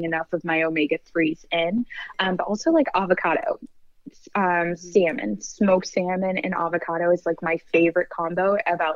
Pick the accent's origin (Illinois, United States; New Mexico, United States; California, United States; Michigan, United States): Michigan, United States; I'm from the Midwest. I'm from Michigan.